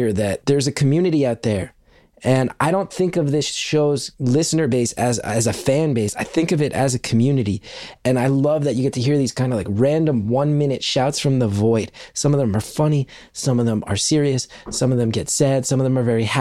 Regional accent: West Orange, New Jersey, United States; my hometown of West Orange

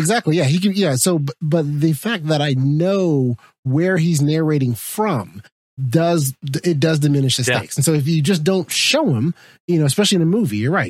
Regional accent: United States; as an American

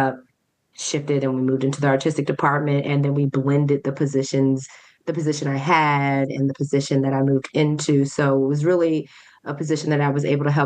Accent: Montgomery County, Maryland, United States; also born or lived in New York; I'm very much a DMV person. I'm from Montgomery County. I still live in Montgomery County.

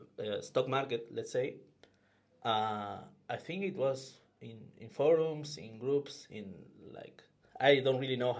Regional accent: Argentina; moved away as an adult; now in Paris, France; I am from Argentina. I moved to Paris like 5 months ago to work in Ledger. And before that, I was living and working in Argentina

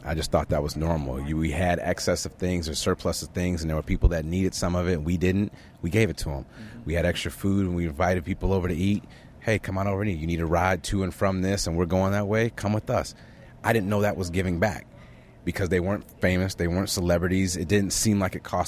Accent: Chicago, Illinois, United States; I was from Chicago

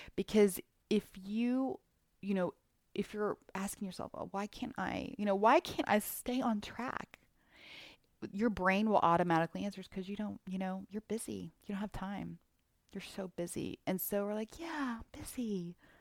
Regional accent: Houston, Texas, United States; I'm from Houston

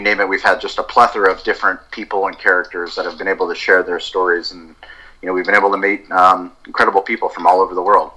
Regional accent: San Diego, California, United States; also born or lived in Colorado; I grew up in San Diego

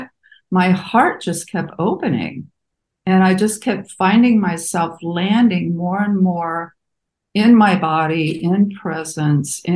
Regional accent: Midwest, United States; moved away as an adult; also born or lived in Muncie, Indiana / California; I was raised Catholic in the Midwest

